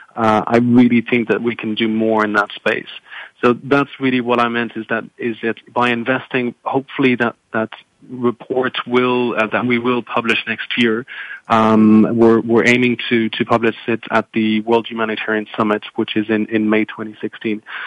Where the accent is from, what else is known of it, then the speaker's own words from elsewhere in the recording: France; moved away; I'm originally from from France